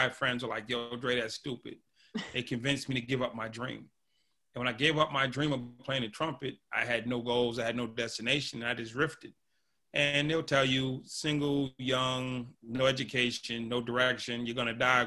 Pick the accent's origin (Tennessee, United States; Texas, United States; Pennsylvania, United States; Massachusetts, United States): Massachusetts, United States; Boston; I grew up in Boston, Massachusetts, and lived in a house with five brothers and sisters